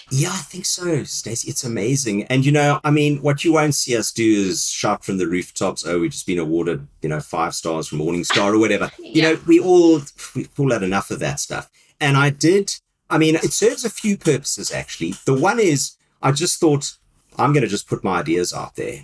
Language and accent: English; South Africa; moved away as an adult; now in United Kingdom; my country where I grew up in South Africa